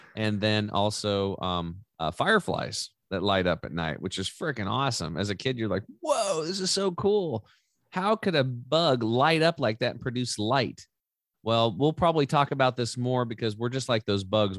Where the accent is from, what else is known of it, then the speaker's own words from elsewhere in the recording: Eastern Oregon, United States; I grew up over in Eastern Or-, Oregon on a cattle and hay farm